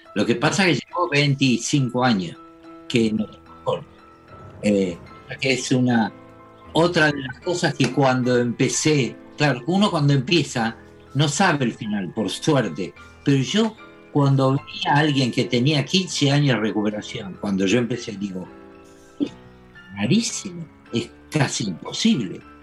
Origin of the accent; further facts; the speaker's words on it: Argentina; yo soy argentino